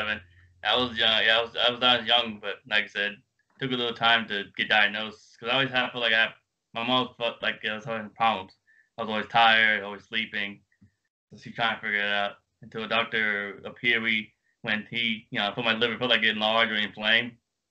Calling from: Apple Valley, California, United States; I am calling from California, Apple Valley, the high desert.

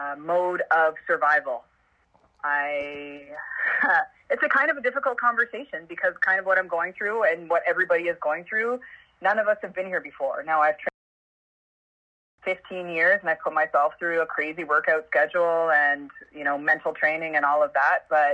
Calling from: Parkdale, Ontario, Canada; I'm from the basement in from Parkdale, Ontario, Canada. So I'm at home, of course.

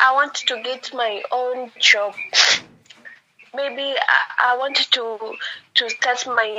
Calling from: Tanzania

